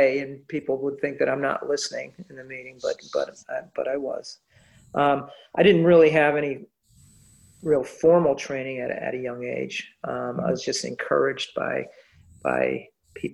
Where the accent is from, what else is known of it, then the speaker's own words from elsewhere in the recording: Middletown, Connecticut, United States; moved away as an adult; also born or lived in Fairfield County, Connecticut; A native New Englander and born and raised in Middletown, Connecticut